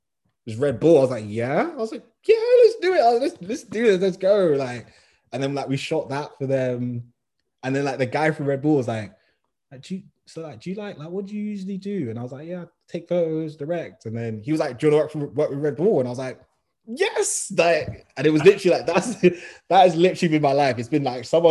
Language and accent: English; London, United Kingdom; I'm from West